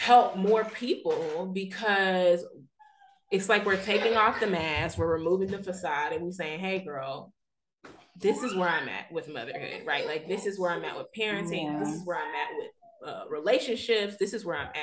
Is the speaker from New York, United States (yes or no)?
no; Texas, United States; also born or lived in Missouri / New Orleans; I was born and raised in Texas, but went off to school in Missouri, then lived in New Orleans for 5 years and have been back in Texas almost 5 years